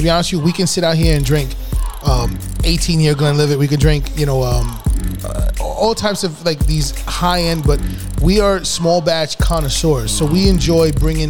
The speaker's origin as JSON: {"language": "English", "town": "New York City", "region": "New York", "country": "United States", "tie": "born or raised there", "also_born_or_lived": "Yonkers", "said": "I know I grew up in the Bronx. We all know that we all lived and grown up between the Bronx and Yonkers."}